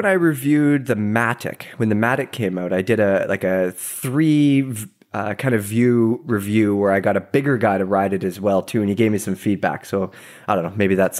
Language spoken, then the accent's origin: English; Pacific Northwest, United States; It's so different and interesting, obviously, from where we grew up here in the Pacific Northwest.